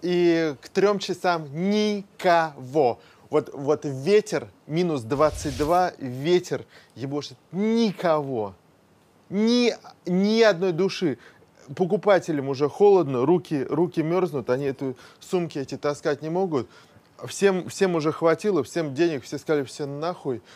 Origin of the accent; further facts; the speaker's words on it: Moscow, Russia; я родился в Москве